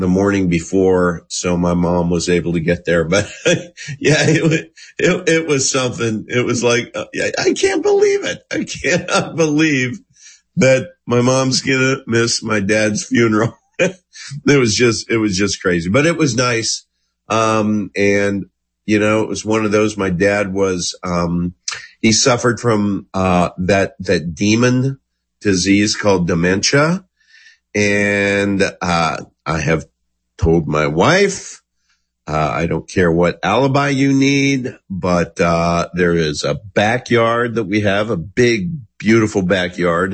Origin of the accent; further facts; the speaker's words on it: Goodland, Kansas, United States; moved away; I grew up in Goodland, Kansas